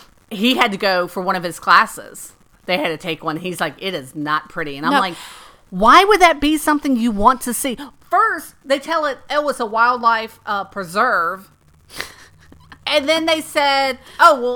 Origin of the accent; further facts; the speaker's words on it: Lakeland, Florida, United States; my hometown of Lakeland, Florida, which is smack in the center of the state.